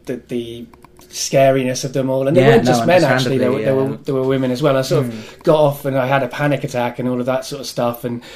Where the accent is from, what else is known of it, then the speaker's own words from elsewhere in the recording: Cardiff, Wales, United Kingdom; growing up in Cardiff, everybody was into rugby more than football